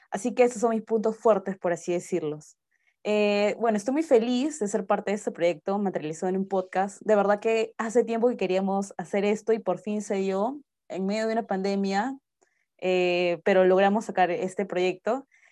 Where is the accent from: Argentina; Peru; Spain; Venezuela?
Peru; soy peruana de nacimiento